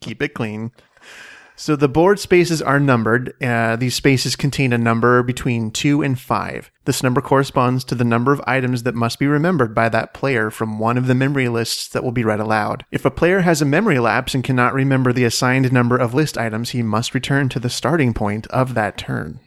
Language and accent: English; Washington, United States; now in Phoenix, United States; I'm from Washington State.